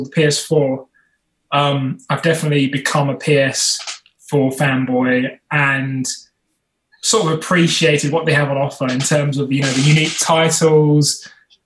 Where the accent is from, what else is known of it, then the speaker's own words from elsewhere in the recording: United Kingdom; we're British